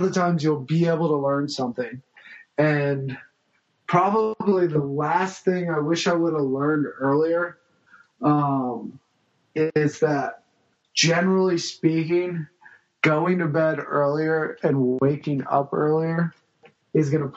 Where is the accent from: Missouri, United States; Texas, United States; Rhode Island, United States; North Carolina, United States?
Missouri, United States; St. Louis; also born or lived in California; I was born in California, raised in St. Louis